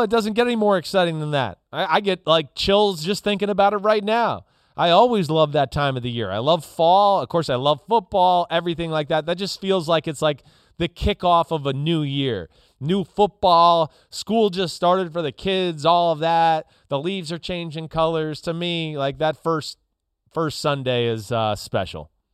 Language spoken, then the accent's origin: English; New Jersey, United States; up here where I grew up in in New Jersey